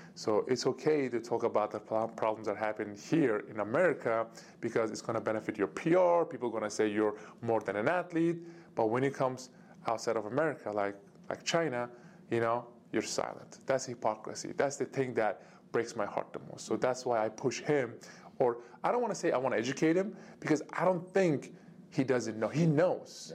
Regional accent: Turkey; moved away; my home country, Turkey

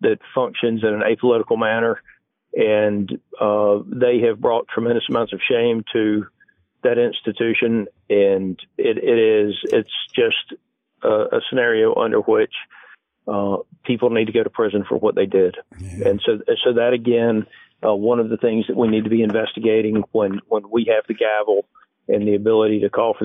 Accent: Georgia, United States; the Democratic Party that I grew up around in Georgia 20 years ago

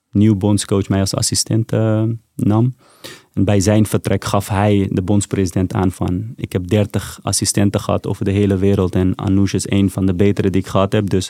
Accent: Afghanistan; now in Netherlands; En ik zei meteen, ik kom uit Afghanistan. Maar waar uit Afghanistan? Ik zei, dat is niet belangrijk. Ik kom uit Afghanistan.

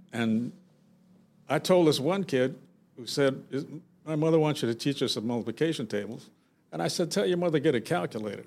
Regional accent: Los Angeles, California, United States; I grew up in South Central L

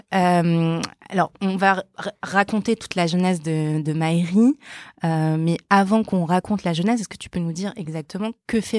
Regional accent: Paris, Île-de-France, France; Alors j'ai grandi à Paris.

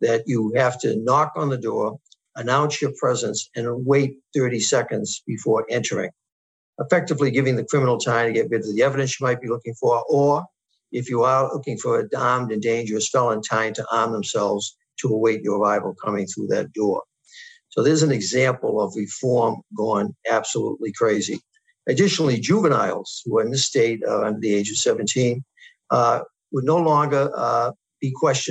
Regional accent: New York, United States; my home state, New York

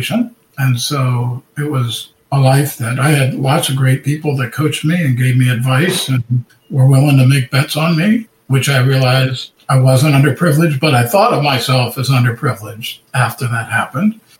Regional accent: West Palm Beach, Florida, United States; also born or lived in Coral Gables, Florida; we moved from Coral Gables, where I was born, up to West Palm Beach, Florida

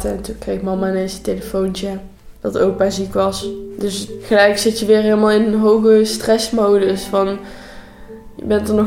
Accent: North Brabant, Netherlands; ik ben 16 eh, jaar en ik kom uit Brabant en ik zit nu in 5 VWO eh, in Vechel.

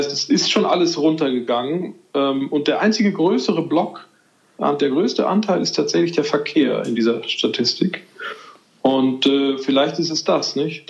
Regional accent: Madrid, Community of Madrid, Spain; moved away; ich bin ja in Madrid groß geworden

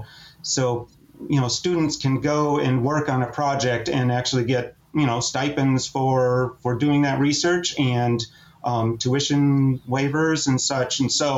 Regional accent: Minnesota, United States; I grew up in Minnesota.

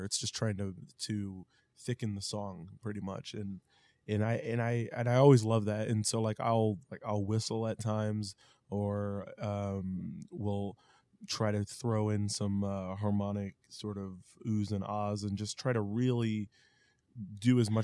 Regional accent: Independence, Missouri, United States; we're from Independence

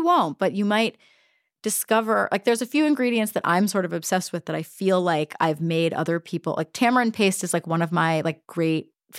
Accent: the South, United States; I'm from the South.

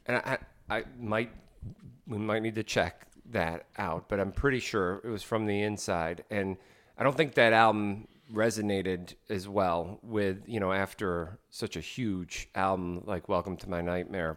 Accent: Morristown, New Jersey, United States; growing up in Morristown, New Jersey

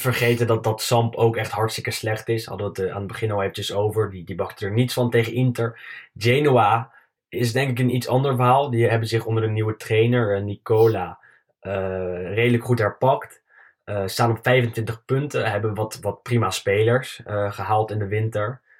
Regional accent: Netherlands; als Nederlander

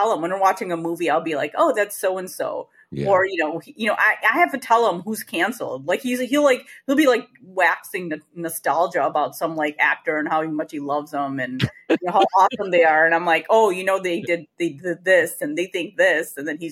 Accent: Chicago, Illinois, United States; I grew up in the Chicago area.

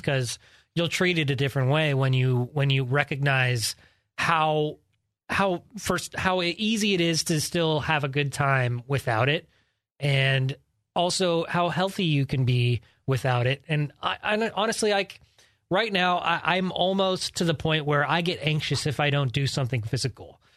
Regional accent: Georgetown, California, United States; born or raised there; also born or lived in Sacramento, California

